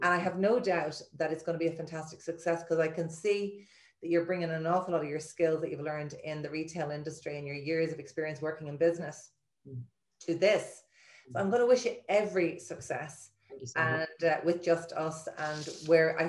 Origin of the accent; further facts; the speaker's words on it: Dublin, Leinster, Ireland; moved away as an adult; now in Galway, Ireland; we grew up in Dublin and Phibsborough, like we grew up in a wonderful community